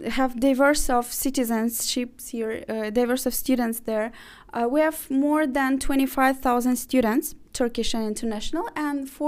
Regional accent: Azerbaijan; also born or lived in Ukraine; now in Turkey; okay, I was born in Ukraine. Uh, then uh, I'm originally from Azerbaijan. I've graduated from a uh, bachelor degree in uh, Baku in Azerbaijan.

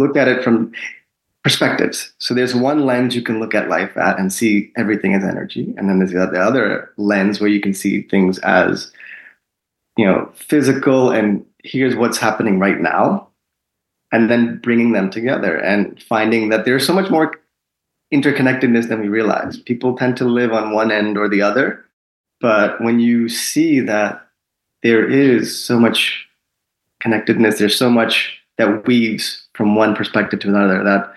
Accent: Long Island, New York, United States; also born or lived in India; I'm originally from India. I was born there. Mm-hmm. But my family moved to Long Island, New York, when I was 3 years old

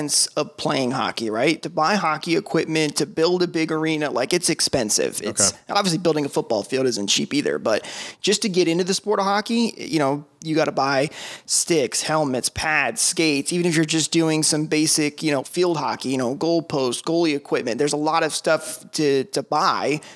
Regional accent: Tampa, Florida, United States; I'm born and raised in Tampa, Florida, and we lived in New Tampa originally for, 15 years, a long time

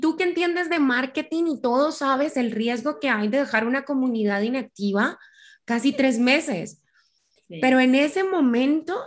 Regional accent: Colombia; moved away as an adult; also born or lived in Buenos Aires, Argentina; Yo soy colombiana

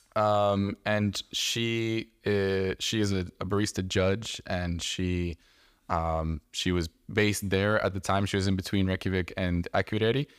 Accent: Canada; growing up in Canada

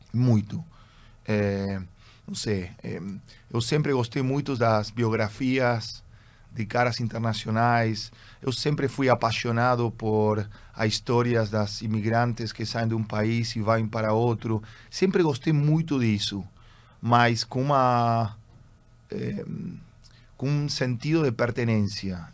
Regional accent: Buenos Aires, Argentina; Portuguese is a second language; also born or lived in Germany; eu sou argentino. É, eu sou segunda geração de argentino

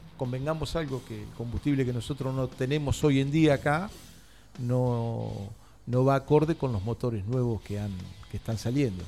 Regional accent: Tandil, Buenos Aires Province, Argentina

